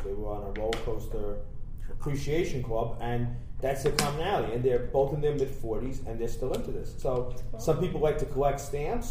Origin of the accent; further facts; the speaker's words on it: New Jersey, United States; when you're in North Jersey